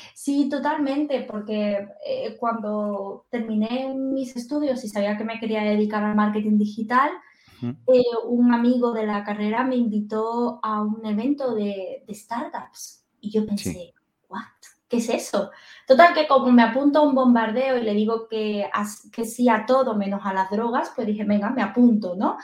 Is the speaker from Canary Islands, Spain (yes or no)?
no; Andalusia, Spain; Soy andaluza